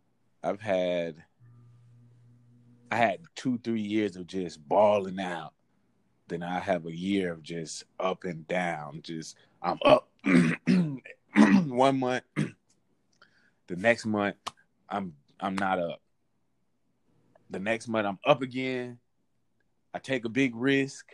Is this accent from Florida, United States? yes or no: yes; West Palm Beach, Florida, United States; also born or lived in Atlanta, Georgia; I was born in Atlanta. Mm-hmm. And I was raised in West Palm Beach, Florida